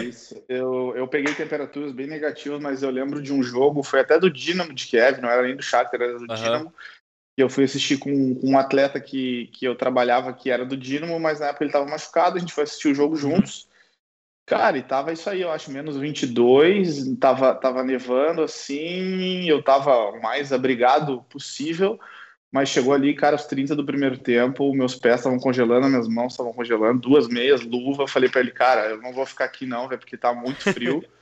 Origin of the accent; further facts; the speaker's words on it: South Region, Brazil; moved away as an adult; also born or lived in Porto, Portugal / Ukraine / England / France; now in Germany; a gente por ser do, do, sul do Brasil, a gente já tem, né, já é familiarizado com o frio